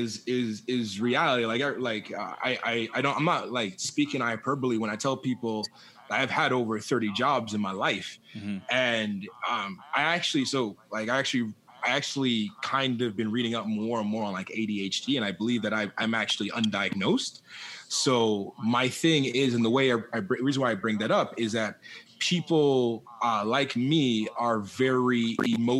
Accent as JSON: {"language": "English", "country": "Jamaica", "said": "I'm Jamaican"}